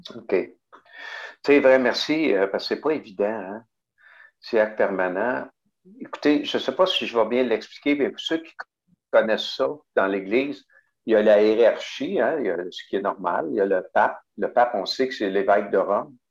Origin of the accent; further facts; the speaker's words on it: Montreal, Quebec, Canada; also born or lived in Rimouski / Témiscouata-sur-le-Lac (Cabano); je suis arrivé en 1956 à Pointe-aux-Trembles, dans l'est de Montréal. Donc, je n'ai pas tellement connu euh, sur le lac, à part qu'on y, allait l'été, là. mais j'ai passé plus mon temps à Pointe-aux-Trembles.